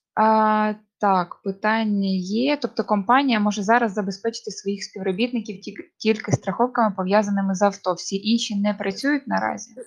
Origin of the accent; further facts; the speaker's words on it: Kharkiv, Kharkiv Oblast, Ukraine; ми з Харкова